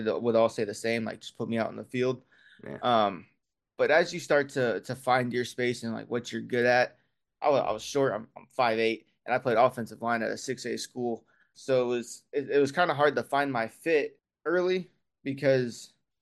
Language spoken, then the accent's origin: English; Lafayette, Indiana, United States; moved away as an adult; now in Indianapolis, United States; originally from Lafayette, so Purdue country